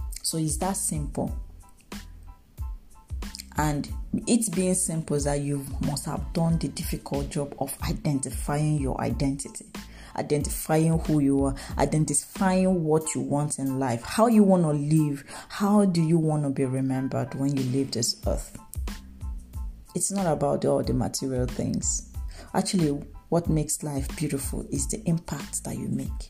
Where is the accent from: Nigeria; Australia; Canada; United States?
Nigeria; I am a Nigerian.